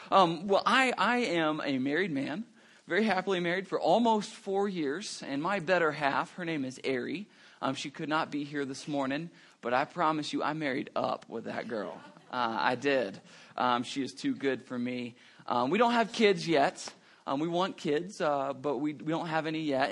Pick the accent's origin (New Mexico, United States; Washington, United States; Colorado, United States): New Mexico, United States; Roswell; now in Albuquerque, United States; I'm originally from Roswell